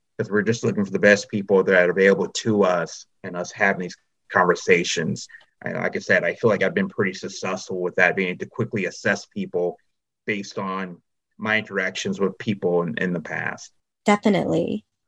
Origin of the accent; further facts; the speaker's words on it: Charlotte, North Carolina, United States; I'm from Charlotte, North Carolina